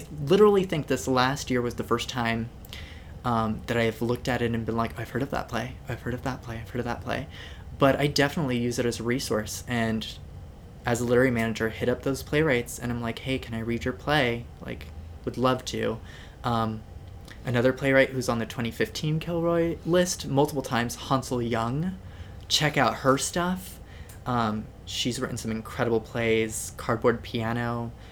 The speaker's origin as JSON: {"language": "English", "region": "Southern California", "country": "United States", "tie": "born or raised there", "moved": "yes", "lives_now": "Seattle, United States", "said": "growing up in Southern California"}